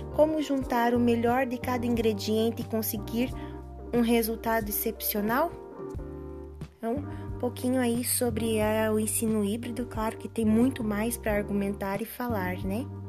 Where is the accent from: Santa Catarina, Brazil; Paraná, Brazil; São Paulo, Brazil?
Paraná, Brazil; Capanema; sou de Capanema, Paraná